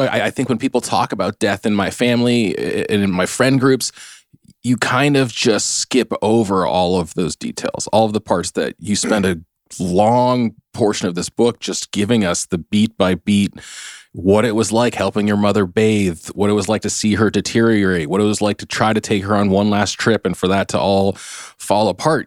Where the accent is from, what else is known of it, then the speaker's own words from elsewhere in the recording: United States; I'm Chinese American